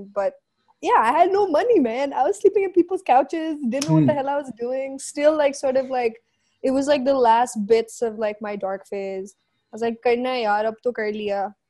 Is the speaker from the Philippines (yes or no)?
yes; Philippines; now in Pakistan; So, you know, like, being Filipino, it's kind of our culture.